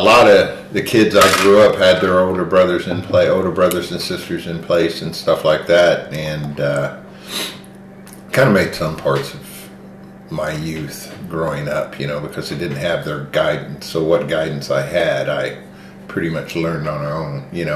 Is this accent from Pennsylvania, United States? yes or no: no; Radcliff, Kentucky, United States; moved away as an adult; growing up in the Valley and then leaving the Valley and going into the military